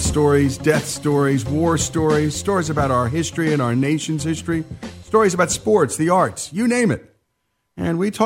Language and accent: English; New Jersey, United States; this Jersey boy